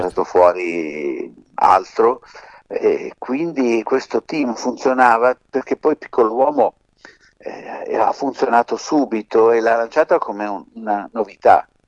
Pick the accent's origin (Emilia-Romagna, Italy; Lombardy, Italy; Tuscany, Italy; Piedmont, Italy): Lombardy, Italy; Milan; also born or lived in Sicily; noi siamo di Milano ovvero siamo nati in Sicilia ma siamo milanesi da sempre